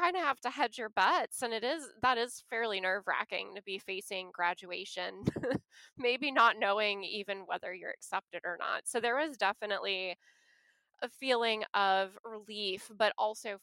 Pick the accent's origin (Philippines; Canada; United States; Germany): United States; St. Louis, Missouri; moved away as an adult; also born or lived in Aomori, Japan / New Orleans area; growing up in St. Louis